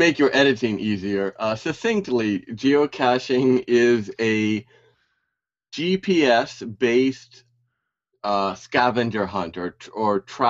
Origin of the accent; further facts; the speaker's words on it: Hawaii, United States; now in Osaka, Japan; I live in Osaka, Japan, and I'm from the United States, from all over, but basically Hawaii.